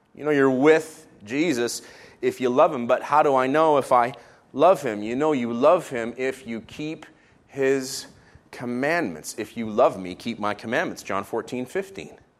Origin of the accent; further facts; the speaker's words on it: Israel; moved away; I was raised in Israel.